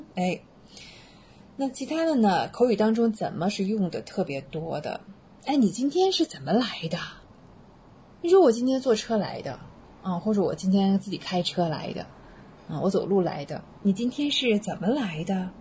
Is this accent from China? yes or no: yes; China; also born or lived in Waikato, New Zealand; now in New Zealand; 我们中国人